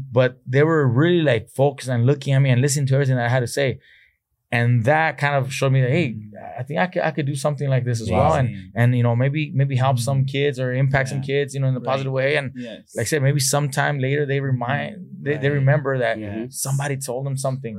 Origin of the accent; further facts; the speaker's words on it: Oxnard, California, United States; I grew up in Oxnard and that my parents picked strawberries right outside of these fields